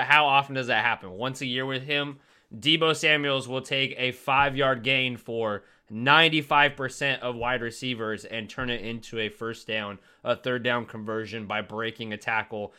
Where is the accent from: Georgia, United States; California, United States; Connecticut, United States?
California, United States; I'm from California